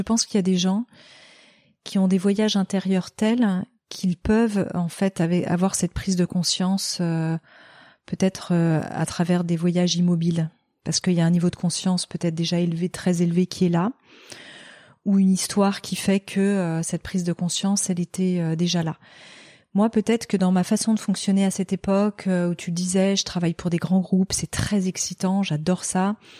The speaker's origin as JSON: {"language": "French", "town": "Noirmoutier", "region": "Pays de la Loire", "country": "France", "tie": "born or raised there", "also_born_or_lived": "Paris / Barcelona", "moved": "yes", "said": "je suis née euh, euh, à Paris et que j'ai été élevée à Noirmoutier"}